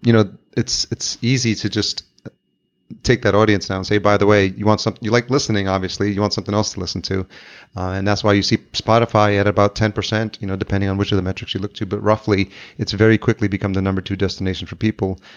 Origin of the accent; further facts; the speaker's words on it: Yonkers, New York, United States; now in Minneapolis, United States; in Yonkers where I grew up